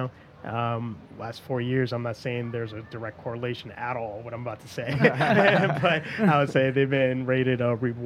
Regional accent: Massachusetts and New Hampshire, United States; also born or lived in Methuen, Massachusetts / Lawrence, Massachusetts; now in New York, United States; I was born in New Hampshire, but I grew up in Massachusetts and New Hampshire

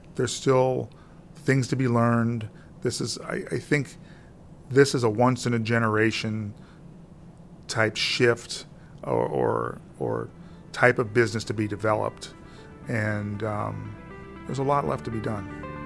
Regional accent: Granite City, Illinois, United States; as a kid growing up in Granite City

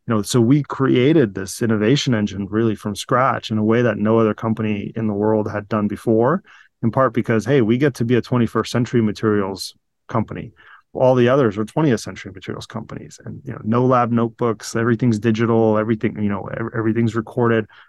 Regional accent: Virginia, United States; moved away as an adult; also born or lived in Sevastopol, Crimea / Saint Petersburg, Russia; now in California, United States; I grew up in, in, in Virginia through high school

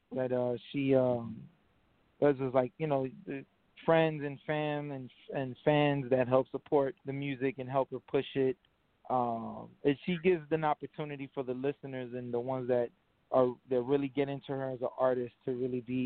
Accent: New York City, New York, United States; I'm from the South Bronx

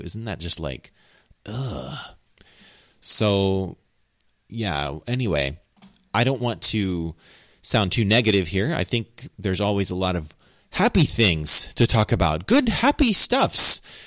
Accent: United States; accent: cowboy; I'm American and that's kind of how I talk English

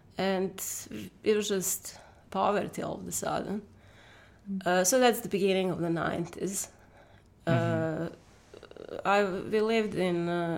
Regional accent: Serbia; moved away as an adult; now in United States; I'm originally from, well, I was born in the former Yugoslavia.

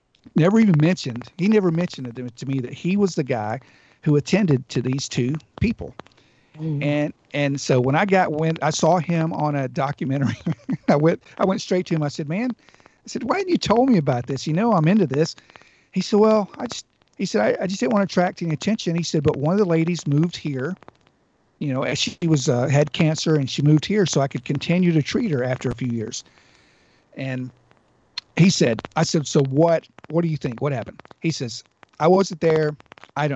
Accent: Georgiana, Alabama, United States; We were having a family reunion at back home in my hometown, Georgiana

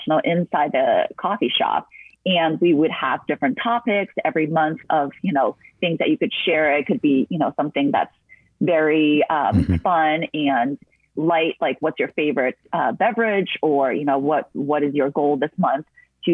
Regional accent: New Jersey, United States; moved away as an adult; also born or lived in Boston / Los Angeles; I grew up in New Jersey

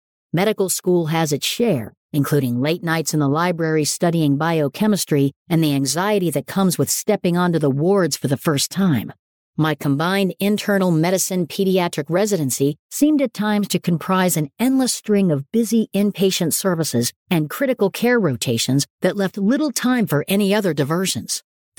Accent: Pittsburgh, Pennsylvania, United States; As a child growing up in Pittsburgh, sporting events were family outings, background television, and oftentimes tone setters for the mood of the city.

